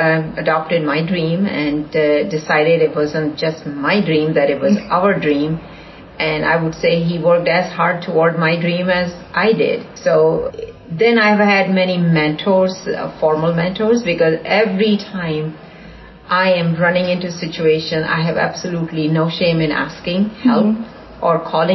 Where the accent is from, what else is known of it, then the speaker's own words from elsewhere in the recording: India; now in Houston, United States; growing up in India, in a fairly conservative environment